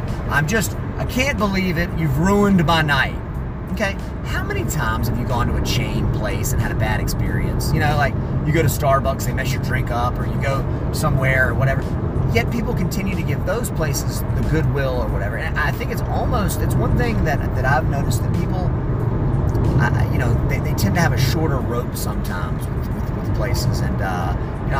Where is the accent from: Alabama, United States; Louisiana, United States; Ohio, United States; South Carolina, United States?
South Carolina, United States; I'm from South Carolina